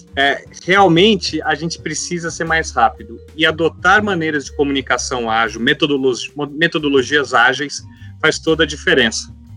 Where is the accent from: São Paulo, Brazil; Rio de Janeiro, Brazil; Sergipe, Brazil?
São Paulo, Brazil; interior of; Eu sou do interior de São Paulo, né? muita fazenda, então a gente cresce acostumado com isso.